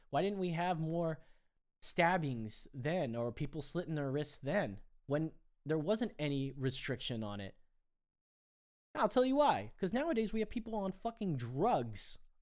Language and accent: English; Anaheim, California, United States; I grew up in Anaheim, California